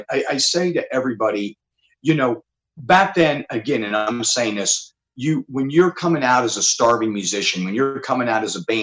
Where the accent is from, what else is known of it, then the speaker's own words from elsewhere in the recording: Mechanicsburg, Pennsylvania, United States; moved away; also born or lived in Pittsburgh, Pennsylvania / Butler, Pennsylvania; I grew up in Mechanicsburg, Pennsylvania, but I was originally born in Pittsburgh and Butler